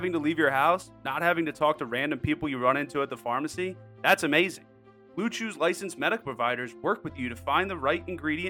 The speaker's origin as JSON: {"language": "English", "town": "St. Louis", "region": "Missouri", "country": "United States", "tie": "born or raised there", "said": "That's my hometown."}